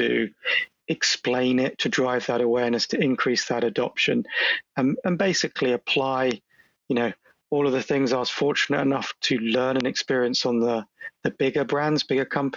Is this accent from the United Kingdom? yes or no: yes; London, United Kingdom; accent: British; moved away as an adult; now in Boston, United States; obviously I'm British, you can tell from the accent. I'm born and bred in London